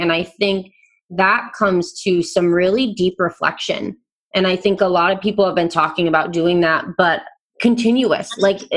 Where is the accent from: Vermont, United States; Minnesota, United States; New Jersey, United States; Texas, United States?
Vermont, United States; I'm from Vermont, the same state that Sarah is talking about, that we're both in together right now